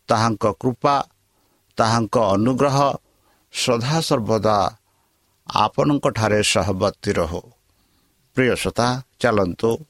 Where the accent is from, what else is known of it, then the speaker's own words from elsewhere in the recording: India; ଆମ ଭାରତ ଦେଶରେ